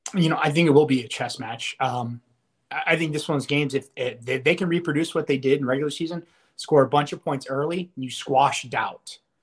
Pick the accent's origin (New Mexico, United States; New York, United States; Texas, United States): Texas, United States; Dallas; I grew up in Dallas